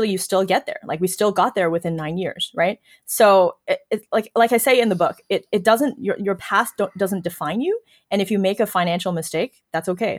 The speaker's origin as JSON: {"language": "English", "country": "China", "tie": "born or raised there", "also_born_or_lived": "Toronto / Waterloo", "moved": "yes", "said": "my background growing up in China"}